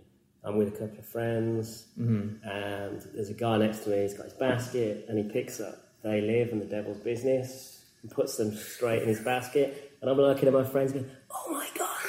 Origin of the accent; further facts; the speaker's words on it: Birmingham, West Midlands, United Kingdom; born there; I was born in Birmingham.